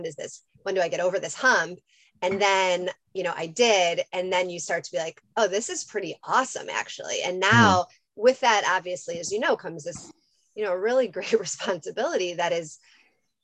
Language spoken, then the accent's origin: English; Chicago, Illinois, United States; moved away as an adult; also born or lived in Washington, District of Columbia, United States / North Carolina; now in Los Angeles, United States; I'm from Chicago, grew up there, went to undergrad